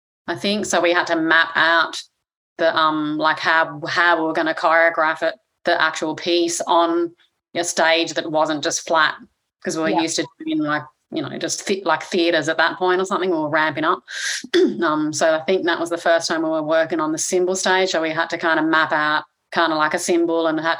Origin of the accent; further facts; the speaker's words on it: Australia; I grew up in Australia